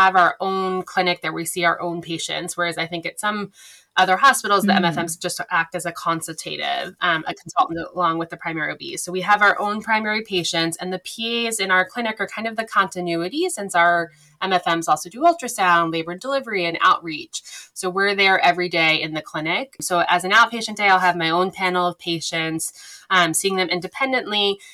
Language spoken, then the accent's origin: English; Baltimore, Maryland, United States; moved away as an adult; now in Boston, United States; I'm originally from Baltimore and went to undergrad in Maryland and then came up to Boston in PA school.